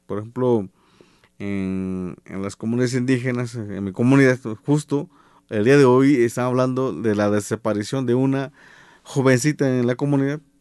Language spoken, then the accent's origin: Spanish; Cuanacacitlán, Guerrero, Mexico; Y lo digo de, esta forma porque en, 1994, 95, se crea la policía comunitaria en Cuanacacitlán, en mi pueblo.